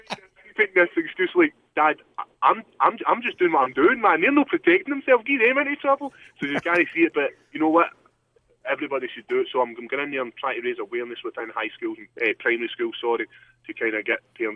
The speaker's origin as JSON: {"language": "English", "region": "Scotland", "country": "United Kingdom", "tie": "born or raised there"}